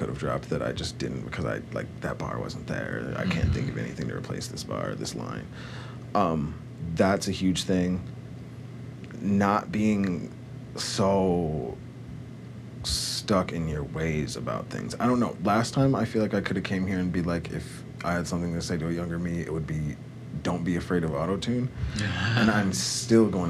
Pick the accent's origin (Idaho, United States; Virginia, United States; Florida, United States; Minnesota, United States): Minnesota, United States; White Bear Lake; I grew up with him in White Bay Lake